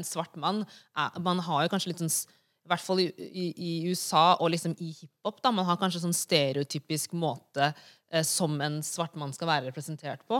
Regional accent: Norway; moved away; also born or lived in United States; vi er fra Senegal, men vi er også norske

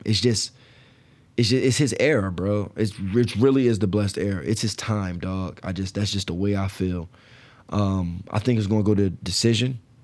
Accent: New Jersey, United States; I'm from Jersey

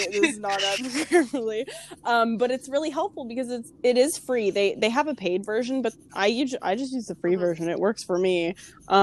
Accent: Canada; I'm from Canada

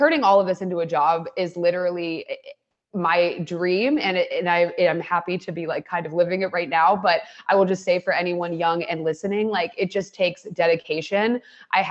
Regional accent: Ohio, United States; moved away; I grew up in Ohio

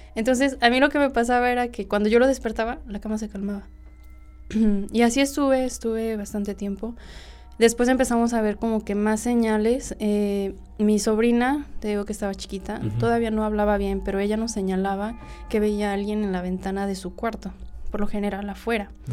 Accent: Cuautla, Morelos, Mexico; Soy de aquí, de Cuautla, Morelos

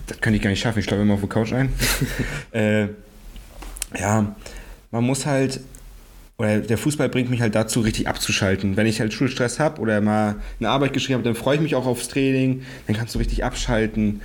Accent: Greifswald, Mecklenburg-Vorpommern, Germany; ich bin geboren in Greifswald

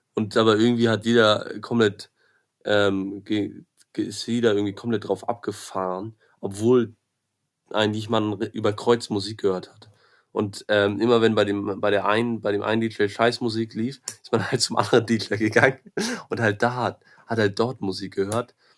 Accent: Berlin, Germany; moved away; Ich komme aus Berlin

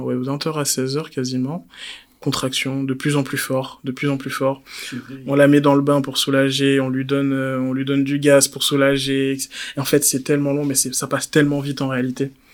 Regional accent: Côte d’Ivoire; en tant qu'Ivoirien

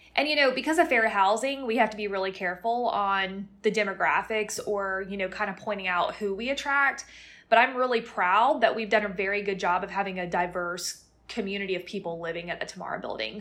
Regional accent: Plant City, Florida, United States; moved away; I'm from Plant City, Florida, which is actually a suburb of Tampa, and most people have never even heard of it

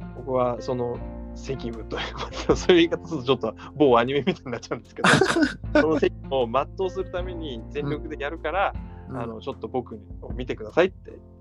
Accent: Hanyu, Saitama, Japan; 羽生に生まれたのはたまたまだし

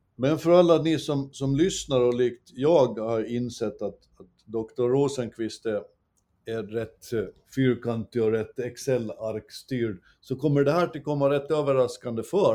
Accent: Åland Islands; Så hyll till vårt Åland

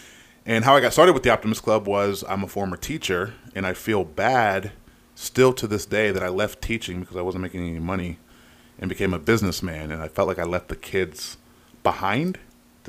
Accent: Westerville, Ohio, United States; moved away as an adult; also born or lived in Dublin, Ohio; now in Hilliard, United States; I'm originally from Westerville

